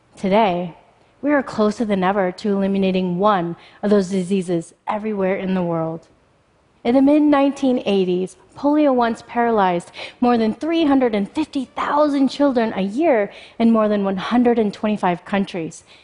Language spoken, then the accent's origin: English; Spokane, Washington, United States; also born or lived in Mumbai, India; I was born in Bombay, India, and just before my first birthday, I contracted polio, which left me paralyzed from the hips down. Unable to care for me, my birth mother left me at an orphanage. Fortunately, I was adopted by an American family and I moved to Spokane, Washington, just shortly after my third birthday